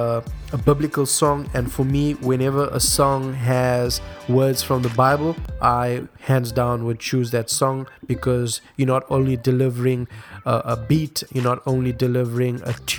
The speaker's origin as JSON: {"language": "English", "country": "South Africa"}